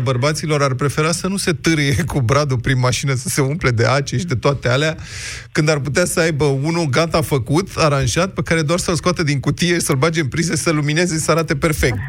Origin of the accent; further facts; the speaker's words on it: Bucharest, Romania; suntem bucureșteni aici